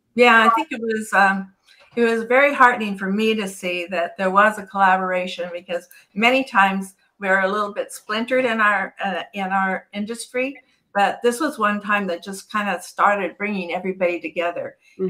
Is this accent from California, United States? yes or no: yes; California, United States; I'm born and raised in California